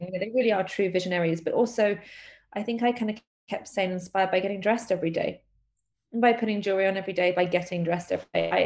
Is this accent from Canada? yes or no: no; London, United Kingdom; a born and bred Londoner. I was born in London and um, I've lived here my whole life.